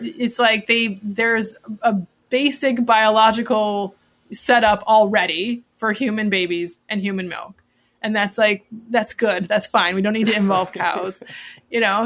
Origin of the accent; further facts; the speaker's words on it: Midwest, United States; I grew up in the Midwest